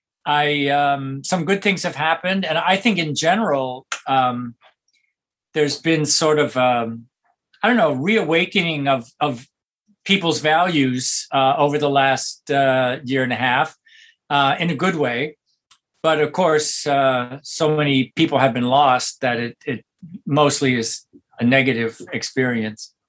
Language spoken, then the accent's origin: English; Toledo, Ohio, United States; moved away as an adult; now in New York City, United States; I grew up in Toledo in a small town